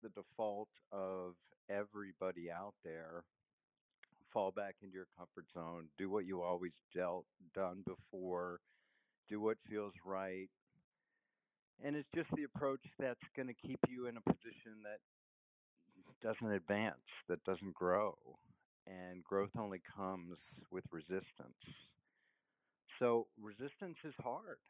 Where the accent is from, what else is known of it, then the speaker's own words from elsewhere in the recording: Washington, District of Columbia, United States; moved away as an adult; also born or lived in Stanford, California; growing up in Washington, D.C.